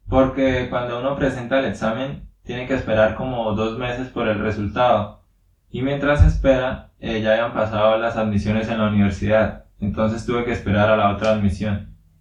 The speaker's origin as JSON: {"language": "Spanish", "town": "Suaita", "region": "Santander", "country": "Colombia", "tie": "born or raised there", "said": "soy de aquí de Colombia, nací en un pueblo que se llama Suaita y es de Santander también"}